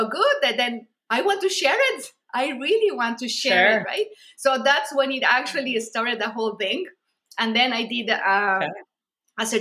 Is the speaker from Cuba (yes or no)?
no; Mexico; I'm from Mexico as well